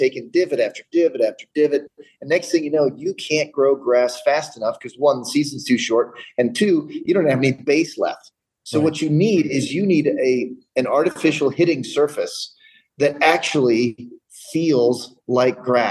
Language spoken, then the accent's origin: English; Indiana, United States; now in Colorado, United States; I'm from Indiana, but I'm in Colorado